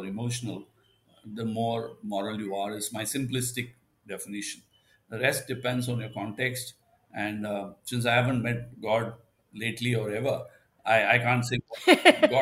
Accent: India; as an Indian

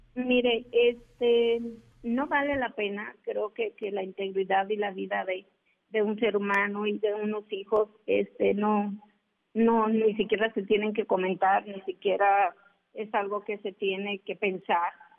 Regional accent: Cotija, Michoacán, Mexico; andaba como una ciudadana más en mi pueblo

